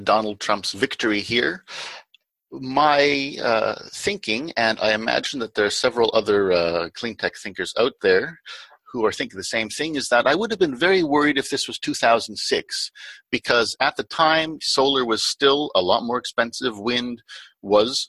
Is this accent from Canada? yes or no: yes; Canada